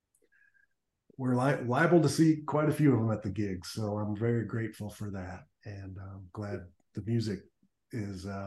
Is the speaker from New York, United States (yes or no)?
no; Davenport, Iowa, United States; also born or lived in East Chicago, Indiana; Our family moved to Iowa and Davenport, Iowa. And so that's where I grew up in elementary and high school.